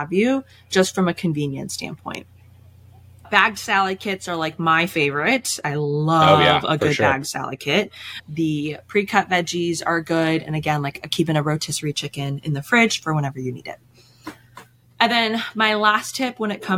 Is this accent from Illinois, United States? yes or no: yes; Chicago, Illinois, United States; moved away as an adult; also born or lived in Boston; now in Chicago, United States; I grew up in the Chicago suburbs